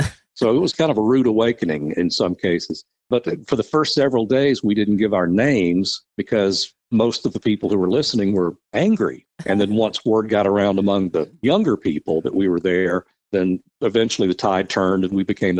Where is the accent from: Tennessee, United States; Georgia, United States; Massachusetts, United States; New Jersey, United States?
Tennessee, United States; Chattanooga; growing up in the Chattanooga area, I was familiar with the radio stations and a lot of the DJs.